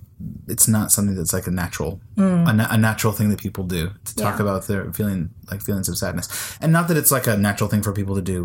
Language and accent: English; United States; now in Iceland; As an American, I was raised to complain loudly and often.